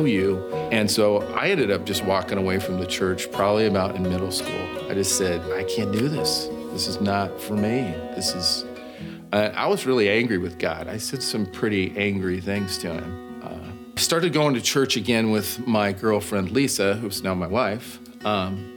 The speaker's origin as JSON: {"language": "English", "town": "Bend", "region": "Oregon", "country": "United States", "tie": "born or raised there", "said": "I grew up in Bend, Oregon"}